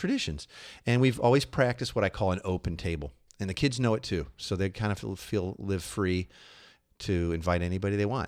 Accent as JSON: {"language": "English", "region": "Midwest", "country": "United States", "said": "we're from the Midwest"}